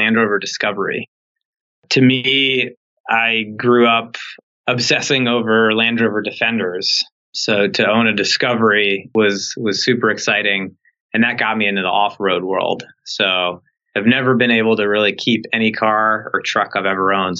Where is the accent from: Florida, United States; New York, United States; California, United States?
New York, United States; New York City; I grew up in New York City